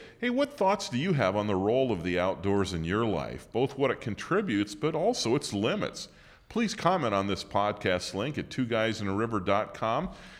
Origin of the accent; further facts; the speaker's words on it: Utah, United States; moved away as an adult; now in Washington, D.C. area, United States; I grew up in Utah, joined the Air Force, eventually landed in the Washington, D.C. area.